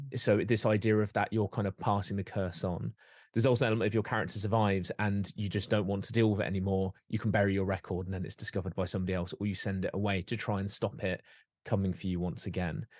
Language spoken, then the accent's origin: English; Derbyshire, East Midlands, United Kingdom; when I was growing up, and I grew up in Derbyshire